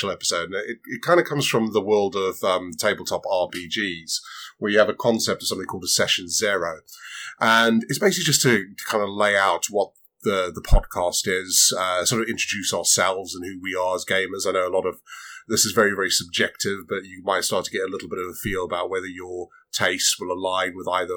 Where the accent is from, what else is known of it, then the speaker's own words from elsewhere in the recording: Zimbabwe; moved away; also born or lived in Southern Africa; I grew up in Southern Africa and a fair few years in Zimbabwe